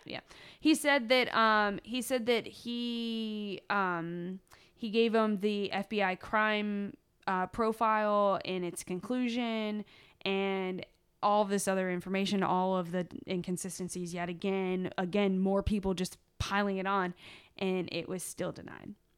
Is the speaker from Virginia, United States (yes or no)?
yes; Virginia, United States; we're from Virginia